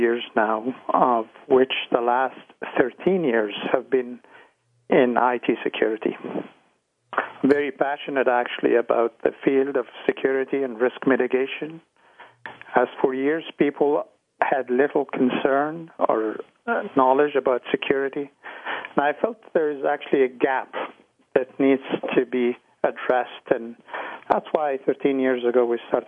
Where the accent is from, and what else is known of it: Ottawa, Ontario, Canada; born or raised there; also born or lived in Egypt / Toronto